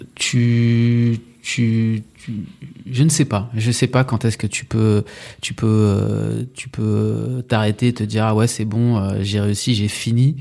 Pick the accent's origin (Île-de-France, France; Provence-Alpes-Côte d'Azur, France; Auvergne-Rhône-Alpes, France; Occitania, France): Île-de-France, France; Sarcelles; also born or lived in Villiers-le-Bel / Bernes-sur-Oise / Saint-Denis / Martinique; J'ai grandi euh, à Sarcelles. Enfin, j'ai grandi à Sarcelles. Je suis né à Sarcelles